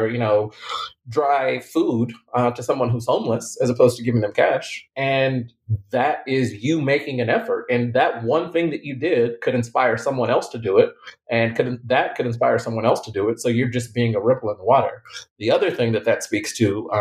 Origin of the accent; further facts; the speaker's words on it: Lubbock, Texas, United States; moved away as an adult; now in Houston, United States; I'm from Lubbock, Texas. So at the time, a very small town, didn't have a lot of people, never been outside.